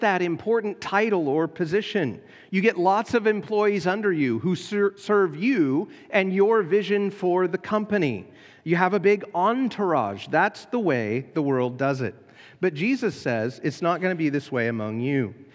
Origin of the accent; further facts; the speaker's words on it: United States; being American